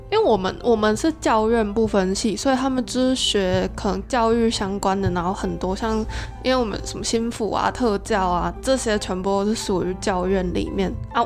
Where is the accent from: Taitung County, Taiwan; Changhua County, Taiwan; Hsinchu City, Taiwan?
Changhua County, Taiwan; 因为我是彰化人，然后那间就是彰化私校，啊，我蛮多认识的朋友都读那里